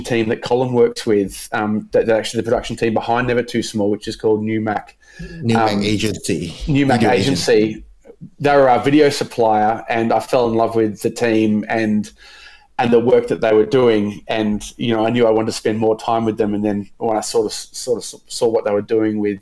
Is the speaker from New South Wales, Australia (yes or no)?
yes; Bathurst, New South Wales, Australia; accent: Australian; I was actually born in a little tiny country town in New South Wales called Bathurst